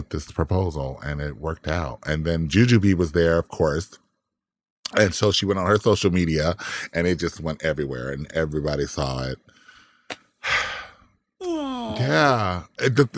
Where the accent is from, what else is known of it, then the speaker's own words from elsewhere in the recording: Compton, California, United States; I'm from Compton